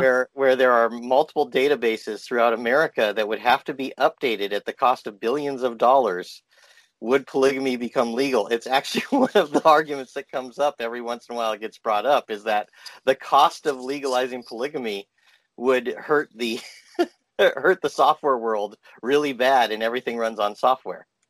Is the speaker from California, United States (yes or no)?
yes; Walnut, California, United States; I grew up in Walnut, California